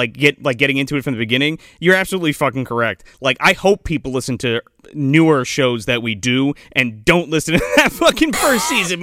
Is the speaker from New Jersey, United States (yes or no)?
yes; New Jersey, United States; moved away as an adult; now in Bangor, United States; we're both from Jersey. I transplanted here, like, 4 years ago.